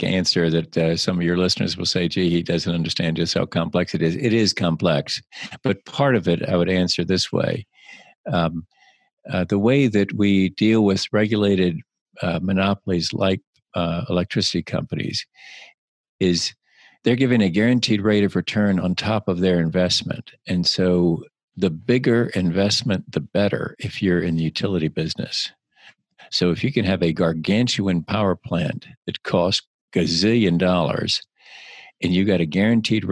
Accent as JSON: {"language": "English", "town": "Bluffton", "region": "South Carolina", "country": "United States", "tie": "born or raised there", "also_born_or_lived": "Savannah, Georgia", "said": "I grew up on the May River. That's where I grew up"}